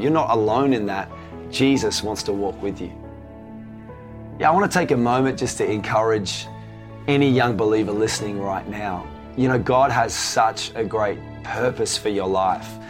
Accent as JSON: {"language": "English", "region": "Tasmania", "country": "Australia", "tie": "born or raised there", "said": "So, I grew up in Tasmania. So, for those of you not from Australia, Tasmania is uh, the little island down the, the south of Australia."}